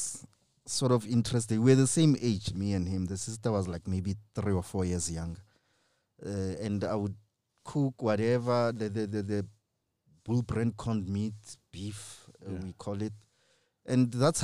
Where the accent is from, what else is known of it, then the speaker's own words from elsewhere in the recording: Kagiso, Gauteng, South Africa; I grew up in Kagiso, Kolusham